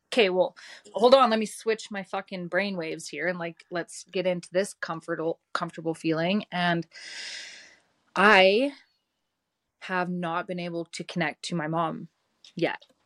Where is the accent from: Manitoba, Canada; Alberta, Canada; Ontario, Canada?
Alberta, Canada; Didsbury; I grew up in Didsbury, Alberta.